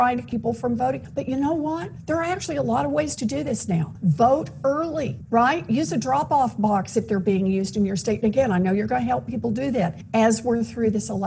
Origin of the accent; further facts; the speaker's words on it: Massachusetts, United States; I'm from Massachusetts